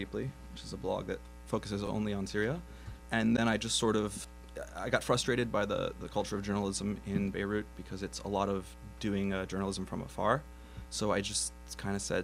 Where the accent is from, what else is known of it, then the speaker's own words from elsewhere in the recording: New Jersey, United States; also born or lived in New York / France; I was born in New York and I moved to Jersey when I was pretty young, and so I mostly grew up in Jersey